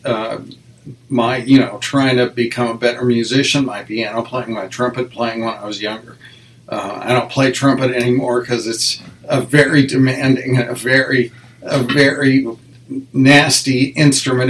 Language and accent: English; Wyoming, United States; moved away as an adult; also born or lived in western Nebraska / Nebraska; now in Connecticut, United States; my folks moved to Wyoming. So I went to uh, public school. I graduated from high school uh, in Wyoming